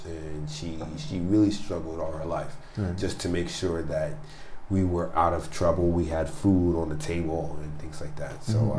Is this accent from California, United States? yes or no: no; New York City, New York, United States; I was born in Brooklyn, New York.